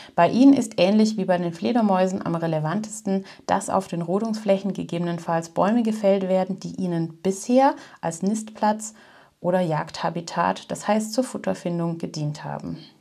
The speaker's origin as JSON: {"language": "German", "country": "Germany", "said": "bei uns in Deutschland"}